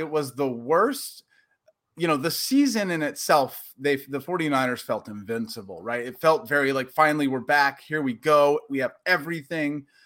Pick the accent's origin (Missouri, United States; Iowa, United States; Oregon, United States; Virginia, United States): Oregon, United States; Portland; moved away as an adult; also born or lived in Tempe, Arizona; now in Los Angeles, United States; growing up in Portland